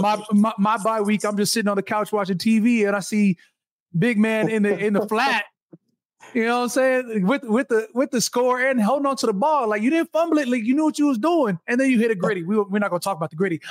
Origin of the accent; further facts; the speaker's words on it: Minnesota, United States; now in New Orleans, United States; I was born in Minnesota